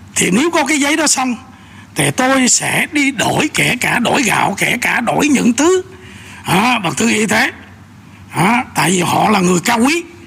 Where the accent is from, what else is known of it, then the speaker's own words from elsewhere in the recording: Bình Định, Vietnam; moved away; ở quê bình định ở quê tôi